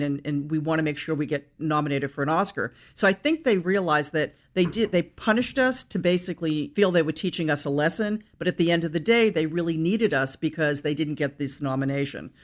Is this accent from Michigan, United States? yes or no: no; Brookline, Massachusetts, United States; I was born in Brookline, Massachusetts